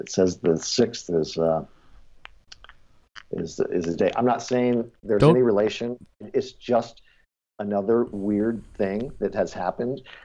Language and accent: English; Detroit, Michigan, United States; We're all from Detroit